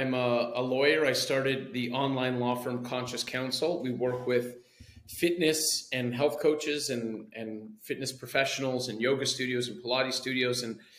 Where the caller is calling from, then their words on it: Ceará, Brazil; I am calling in from Praia in Brazil, in the state of Ceará, which is the Northeast. And I live here